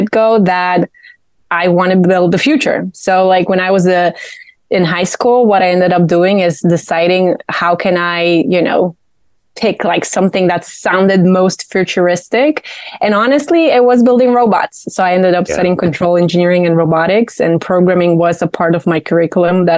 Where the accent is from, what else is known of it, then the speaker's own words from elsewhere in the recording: Poland; moved away as an adult; now in Charlotte, United States; I was born in Poland. I was raised there. I went to college there